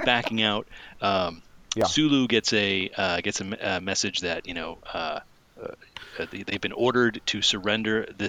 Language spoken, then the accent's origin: English; Manchester, New Hampshire, United States; And I grew up in up in New Hampshire, Manchester, New Hampshire.